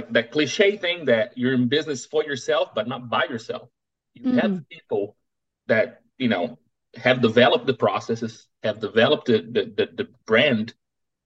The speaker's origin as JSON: {"language": "English", "country": "Brazil", "tie": "born or raised there", "also_born_or_lived": "United States", "moved": "as an adult", "lives_now": "Houston, United States", "said": "I was born and raised in Brazil. I moved to the United States in 2005"}